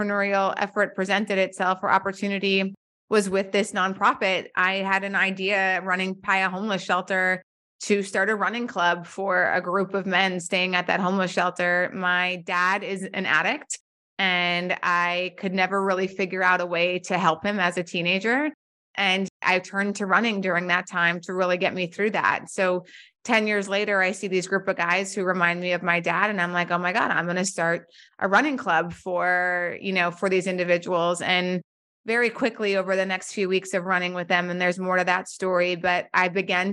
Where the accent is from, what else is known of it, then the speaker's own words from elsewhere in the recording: North Dakota, United States; moved away as an adult; also born or lived in Washington, D.C.; I remember moving to DC when I was 22 years old, and I'm from North Dakota